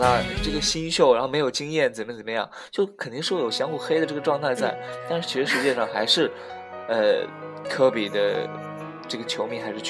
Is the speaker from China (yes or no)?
yes; Shenyang, Liaoning, China; moved away; 我是沈阳人儿，